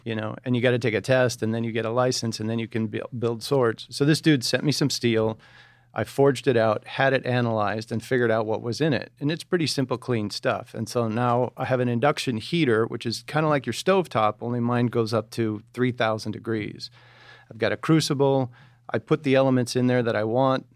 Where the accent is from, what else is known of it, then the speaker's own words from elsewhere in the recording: outside of Detroit, Michigan, United States; Just outside of Detroit